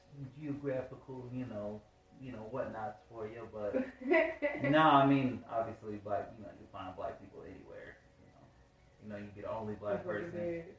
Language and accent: English; Dayton, Ohio, United States; now in Atlanta, United States; I am from Dayton, Ohio.